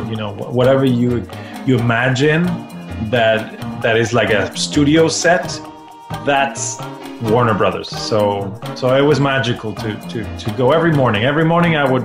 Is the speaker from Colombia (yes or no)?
no; Argentina; I'm from Argentina